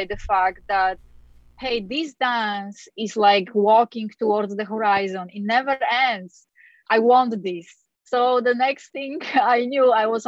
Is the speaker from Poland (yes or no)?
yes; Poland; now in United States; I was born in Poland, and in Poland, everybody danced ballroom at the time